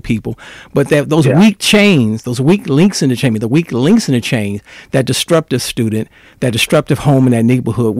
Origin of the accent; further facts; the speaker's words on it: Chicago, Illinois, United States; I grew up here in Chicago